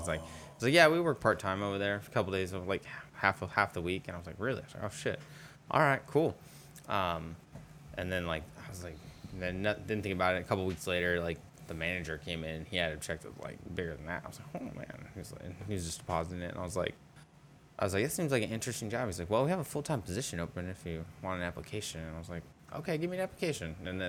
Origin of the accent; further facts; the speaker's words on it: India; Yeah, I'm Indian.